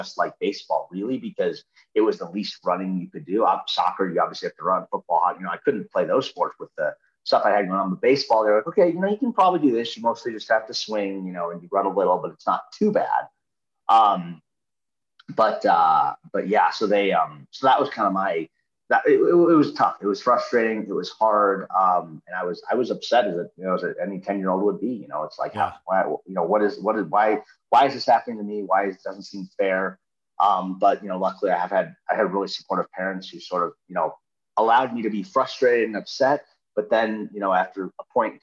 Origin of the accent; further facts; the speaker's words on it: Minnesota, United States; I grew up in Minnesota